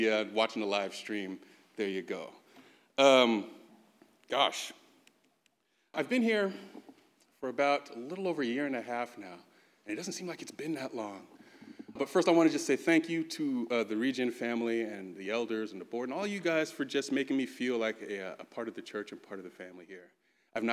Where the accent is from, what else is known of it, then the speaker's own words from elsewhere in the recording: San Bruno, California, United States; also born or lived in Chicago, Illinois; I grew up actually in the Bay Area